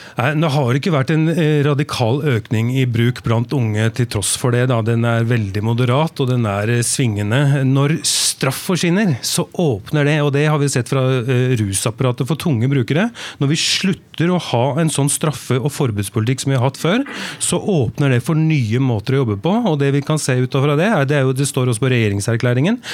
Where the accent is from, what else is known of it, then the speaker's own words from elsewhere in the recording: Oslo, Norway; jeg vokste opp i bydel i Oslo